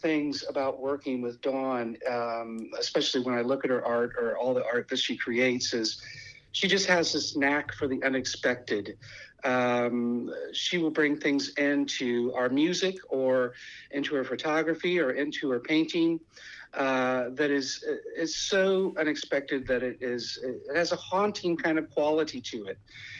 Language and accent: English; Midwest, United States; being a Midwesterner coming from a area of seasons, there were things that I didn't like about the desert and things that I did like about the desert.